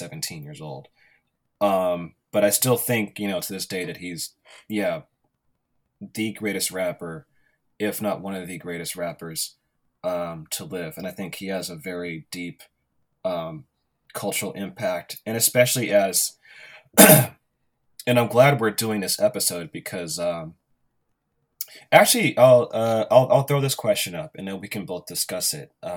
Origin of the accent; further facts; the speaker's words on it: Pittsburg, California, United States; growing up in Pittsburgh, California.